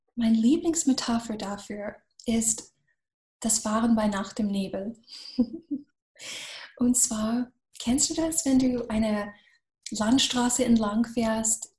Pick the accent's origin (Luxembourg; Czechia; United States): United States; Florida; German is a second language; moved away as an adult; now in Germany; Ich bin gebürtige Amerikanerin. Ich komme ursprünglich aus Florida und bin seit 25 Jahren in Deutschland